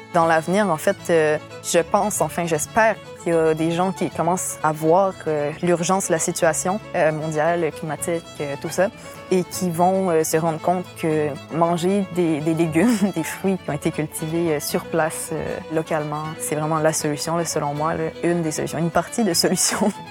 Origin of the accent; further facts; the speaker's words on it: Maria, Quebec, Canada; Je suis originaire de Maria, en Gaspésie